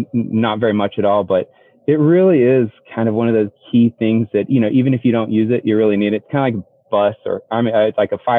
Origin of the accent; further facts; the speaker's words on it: Seattle, Washington, United States; now in Austin, United States; I came from Seattle originally